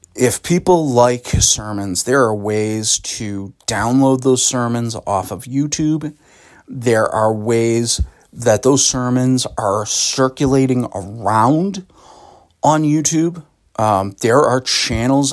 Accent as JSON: {"language": "English", "town": "Boston", "region": "Massachusetts", "country": "United States", "tie": "born or raised there", "also_born_or_lived": "West Roxbury", "lives_now": "Sutton, United States", "said": "I grew up, you know, in, in, in the Boston metro region. I was born in Boston"}